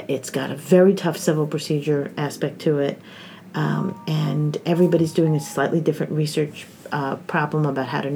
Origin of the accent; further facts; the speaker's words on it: New Jersey, United States; moved away as an adult; also born or lived in Ithaca, New York / New York; now in Bloomington, United States; I grew up mostly in New Jersey